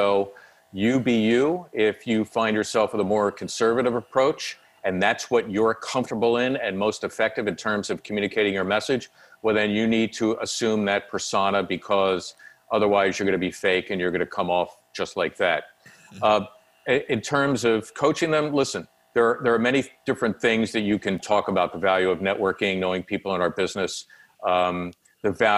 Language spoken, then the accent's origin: English; Philadelphia, Pennsylvania, United States; the kid growing up in Northeast Philly